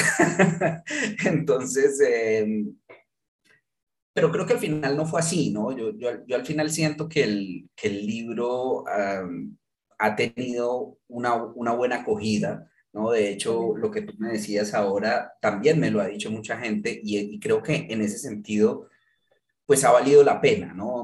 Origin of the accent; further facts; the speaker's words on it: Manizales, Caldas, Colombia; moved away; yo me fui de Manizales hace 22 años, o sea, ya llevo más tiempo viviendo por fuera que, en lo que viví Manizales